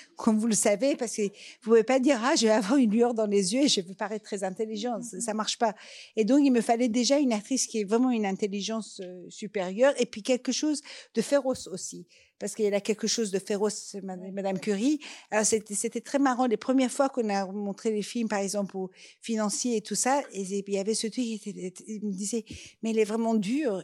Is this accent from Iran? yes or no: yes; Iran; first language Persian; French is a second language; moved away; ma langue maternelle, qui est le persan